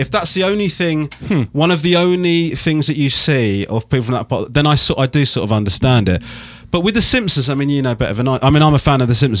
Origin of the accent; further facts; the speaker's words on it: Crawley, South East England, United Kingdom; born there; Yes, I was born in Crawley, actually, which is south of London.